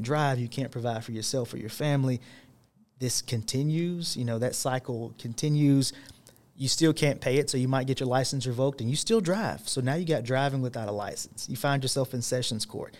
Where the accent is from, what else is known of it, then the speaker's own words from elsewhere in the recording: Chattanooga, Tennessee, United States; Born and raised in Chattanooga, over in the Brainerd area